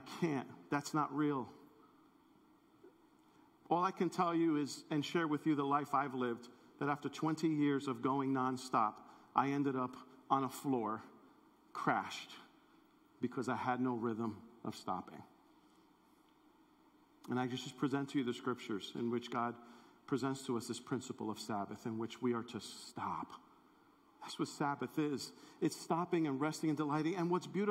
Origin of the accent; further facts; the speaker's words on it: New York City, New York, United States; growing up in New York City